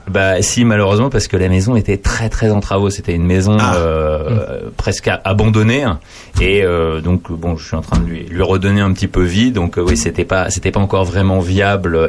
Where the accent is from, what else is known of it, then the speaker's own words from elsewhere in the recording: Paris, Île-de-France, France; je, suis parisien